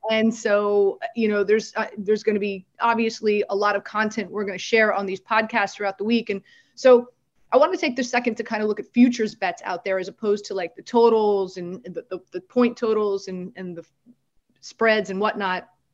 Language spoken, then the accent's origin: English; Miami, Florida, United States; now in New York, United States; I'm from Miami. I live in New York now, but I'm still a Miami 305 girl at heart.